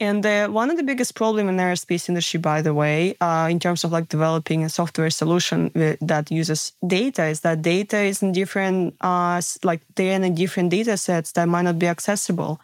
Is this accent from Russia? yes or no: yes; Siberia, Russia; moved away; I grew up in Siberia